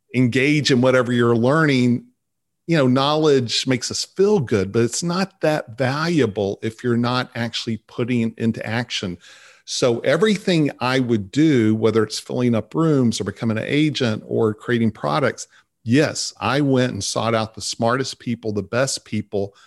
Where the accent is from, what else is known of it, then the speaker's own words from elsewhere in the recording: Vernon, Texas, United States; also born or lived in Dallas; I grew up in Vernon, Texas